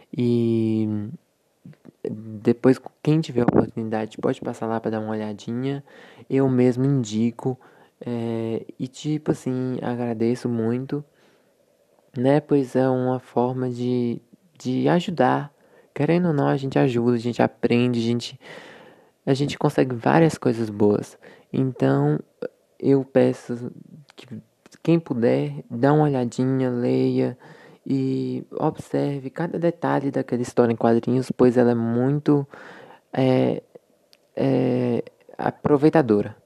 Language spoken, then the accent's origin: Portuguese; Mortugaba, Bahia, Brazil; sou da cidade de Mortugaba, na Bahia